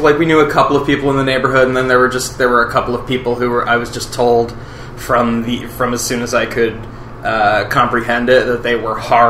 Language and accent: English; White Plains, New York, United States; I was born in White Plains, New York, which is about a half an hour north of the city, and it is. About as diverse as you get in Westchester County, which is known for just being full of very wealthy people